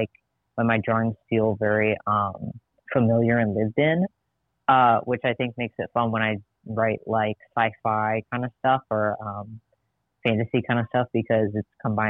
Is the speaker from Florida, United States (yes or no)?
no; Madison, Wisconsin, United States; I grew up in Madison, Wisconsin